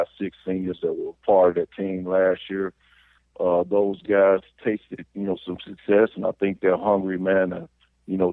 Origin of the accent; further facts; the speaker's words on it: Little Rock, Arkansas, United States; being here in my hometown, man, coaching, you know, Little Rock's team